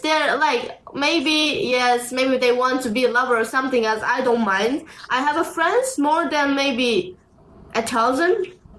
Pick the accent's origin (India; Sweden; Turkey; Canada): Turkey; Mersin; born or raised there; also born or lived in United Kingdom / London